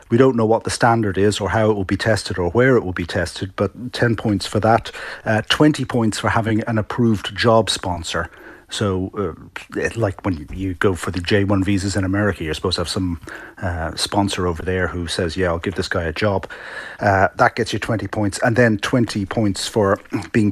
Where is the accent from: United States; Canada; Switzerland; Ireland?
Ireland; now in United Kingdom; I'm an Irish citizen